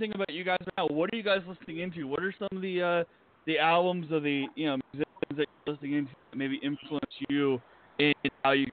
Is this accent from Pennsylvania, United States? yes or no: yes; Pennsylvania, United States; now in Las Vegas, United States; I'm not originally from Vegas. I'm from Pennsylvania